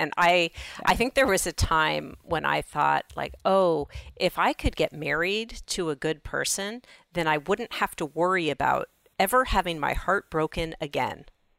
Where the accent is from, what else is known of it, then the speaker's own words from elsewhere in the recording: Los Angeles, California, United States; I grew up in Los Angeles.